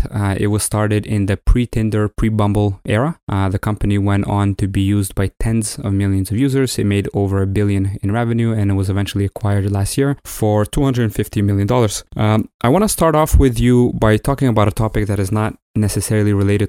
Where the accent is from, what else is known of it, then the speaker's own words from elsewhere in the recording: Ukraine; moved away; I'm originally from Ukraine.